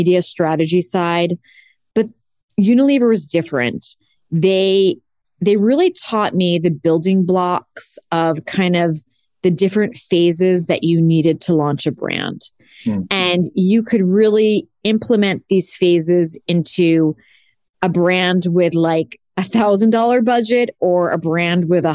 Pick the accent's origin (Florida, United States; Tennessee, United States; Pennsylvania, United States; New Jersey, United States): New Jersey, United States; Cresskill; moved away as an adult; also born or lived in New York City; I am from Northern New Jersey in a town called Crestkill near Tenafly, Englewood